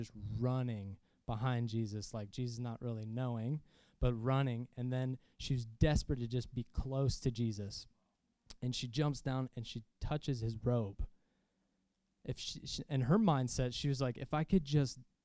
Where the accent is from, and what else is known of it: Jacksonville, Florida, United States; born or raised there